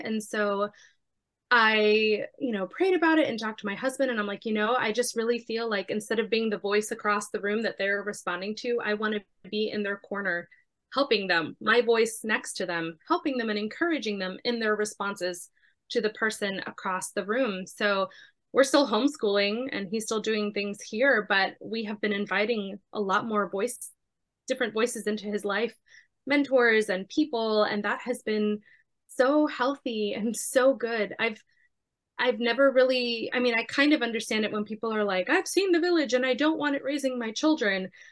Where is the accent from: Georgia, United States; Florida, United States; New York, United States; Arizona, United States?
Florida, United States; Miami; I was born and raised in Miami